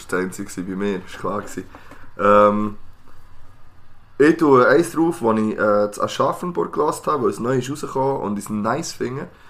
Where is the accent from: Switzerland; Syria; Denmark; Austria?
Switzerland; Wir sind aus der Schweiz